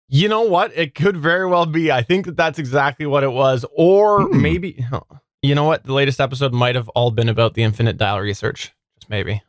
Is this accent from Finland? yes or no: no; Canada; I'm the Canadian